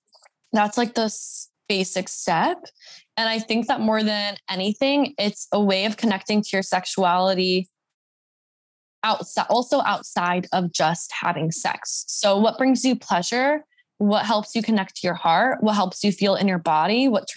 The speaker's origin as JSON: {"language": "English", "region": "the Bible Belt", "country": "United States", "tie": "born or raised there", "lives_now": "Los Angeles, United States", "said": "I wasn't really like fully in my slut era until I moved to LA, and I grew up in the Bible Belt"}